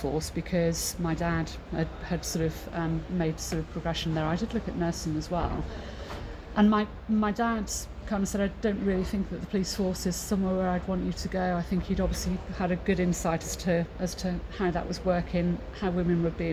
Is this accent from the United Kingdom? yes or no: yes; Mid Wales, United Kingdom; I grew up in Mid Wales, so landlocked.